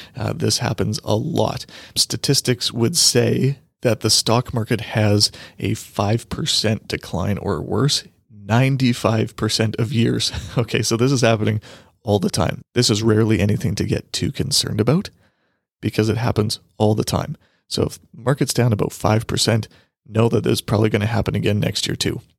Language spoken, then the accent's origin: English; Canada; Canadian investors here